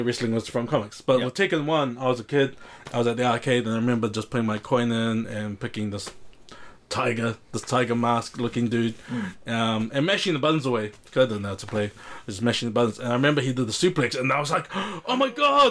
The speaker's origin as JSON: {"language": "English", "region": "Auckland", "country": "New Zealand", "tie": "born or raised there", "said": "born and raised in South Auckland"}